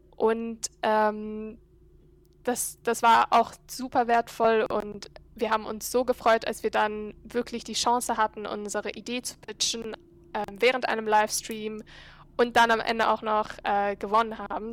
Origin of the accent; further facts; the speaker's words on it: Cairo, Egypt; German is a second language; moved away as an adult; now in Berlin, Germany; ich bin Ägypterin. Ähm, ich bin in Ägypten aufgewachsen, war auf einer deutschen Schule dort in Kairo